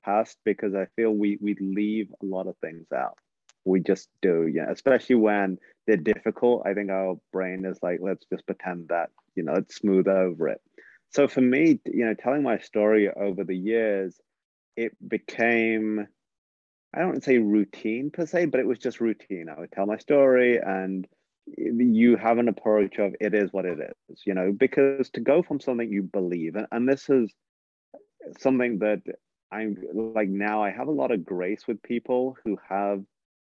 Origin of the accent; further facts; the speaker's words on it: England, United Kingdom; my story of growing up in England